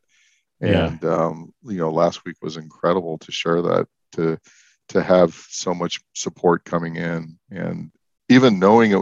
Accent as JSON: {"language": "English", "area": "San Francisco Bay Area", "region": "California", "country": "United States", "tie": "born or raised there", "also_born_or_lived": "Denver", "moved": "yes", "said": "I grew up in the San Francisco Bay Area"}